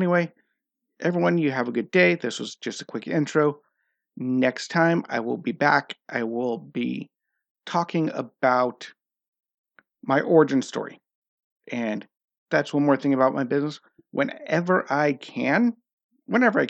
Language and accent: English; United States; now in Norway; I'm an American